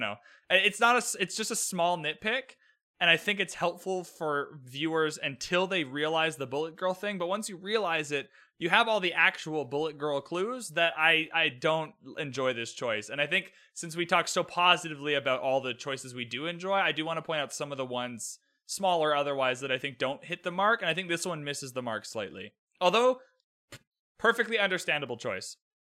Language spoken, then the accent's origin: English; Canada; I'm Canadian